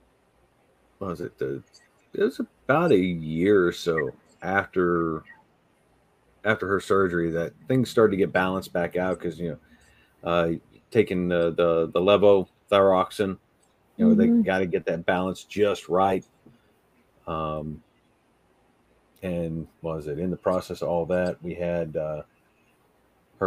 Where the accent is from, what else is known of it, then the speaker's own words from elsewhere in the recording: Southern West Virginia, United States; moved away; I grew up in Southern West Virginia